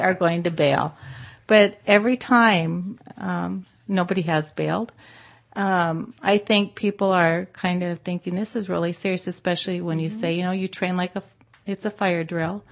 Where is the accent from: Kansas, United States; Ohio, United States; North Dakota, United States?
North Dakota, United States; also born or lived in Anchorage, Alaska / Bay Area, California; now in Modesto, United States; I grew up in North Dakota